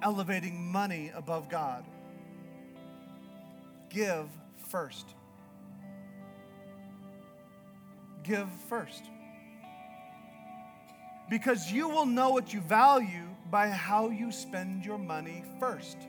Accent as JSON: {"language": "English", "region": "Northern Canada", "country": "Canada", "moved": "yes", "lives_now": "Idaho, United States", "said": "I'm from Canada. I'm from Northern Canada."}